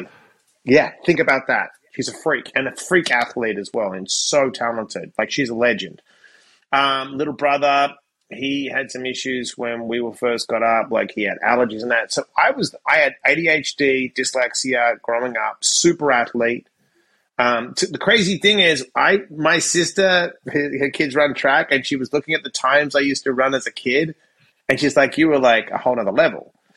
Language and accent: English; Perth, Western Australia, Australia; moved away as an adult; also born or lived in Sydney; I graduated high school and I moved from Perth to Sydney